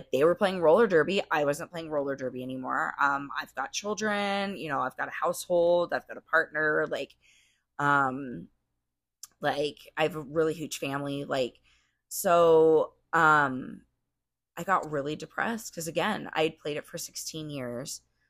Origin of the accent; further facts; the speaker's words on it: Arizona, United States; I grew up out here in Arizona. I love the desert.